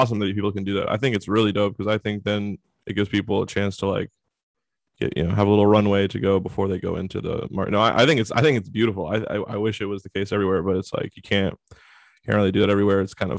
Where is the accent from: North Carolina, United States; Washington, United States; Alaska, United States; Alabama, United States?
Washington, United States; Seattle; I'm from Seattle.